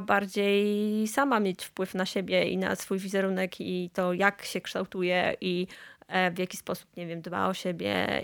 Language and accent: Polish; Gdańsk, Pomeranian Voivodeship, Poland; ja się urodziłam w Gdańsku